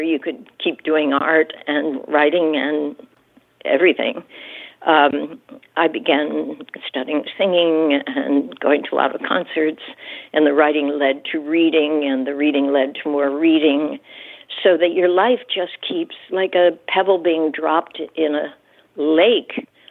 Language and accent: English; Pittsburgh, Pennsylvania, United States; moved away as an adult; also born or lived in New York City; I came to New York City, you know, from Pennsylvania. I grew up near Pittsburgh, but grew up, you know, in the suburbs